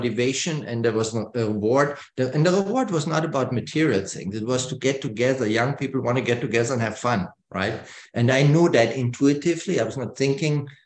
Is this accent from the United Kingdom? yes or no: no; Germany; I grew up in West Germany, about 20 miles to the border to East Germany